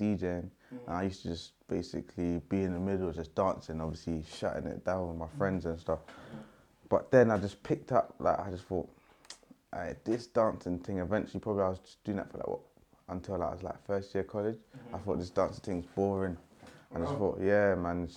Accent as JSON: {"language": "English", "region": "London", "country": "United Kingdom", "said": "I'm from South"}